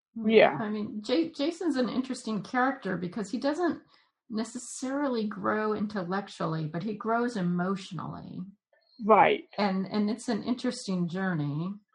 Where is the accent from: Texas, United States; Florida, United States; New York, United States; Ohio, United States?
Florida, United States; Jacksonville; I grew up in Jacksonville